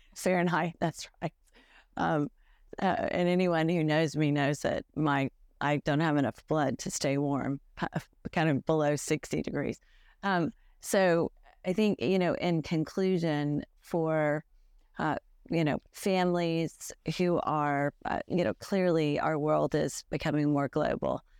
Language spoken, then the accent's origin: English; United States; as an American lawyer